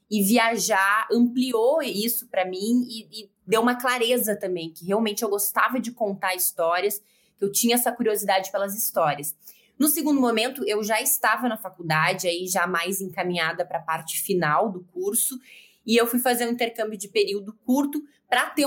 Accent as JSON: {"language": "Portuguese", "town": "Porto Alegre", "region": "Rio Grande do Sul", "country": "Brazil", "tie": "born or raised there", "also_born_or_lived": "Giruá / England / Italy / United States", "accent": "gaúcho", "moved": "as an adult", "said": "Meu sotaque é gaúcho, é do Rio Grande do Sul. É, nasci em Giruá, fiquei boa parte da minha vida em Porto Alegre e me sinto 100% gaúcha."}